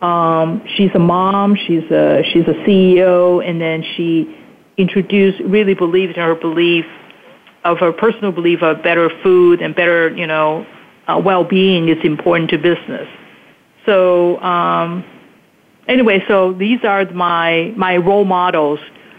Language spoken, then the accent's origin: English; Taiwan; also born or lived in Hong Kong; when I was growing up in Taiwan and Hong Kong, you know, as a little girl